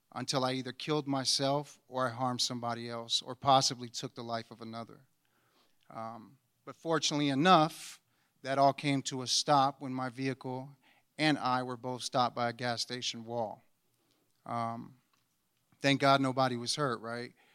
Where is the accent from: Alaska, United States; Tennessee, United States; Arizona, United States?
Alaska, United States; Anchorage; I was born and raised here in Anchorage, Alaska